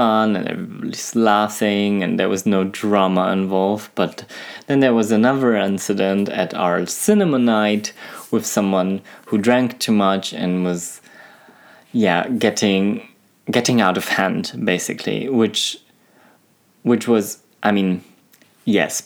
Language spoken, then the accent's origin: English; Germany; moved away as an adult; also born or lived in Poland; now in France; I'm Polish, you know, but for them, I wasn't Polish because I was raised in Germany